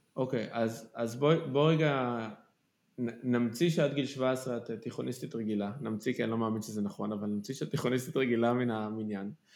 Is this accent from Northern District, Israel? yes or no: no; Kfar Saba, Central District, Israel; אני גדלתי בכפר סבא